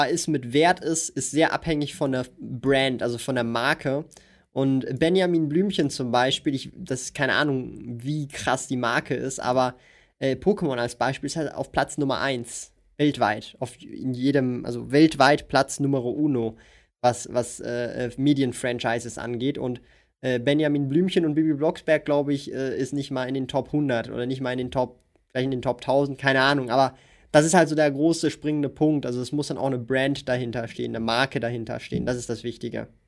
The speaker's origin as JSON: {"language": "German", "country": "Switzerland", "said": "Hier auch sogar als Schweizer ist halt meine persönliche Meinung."}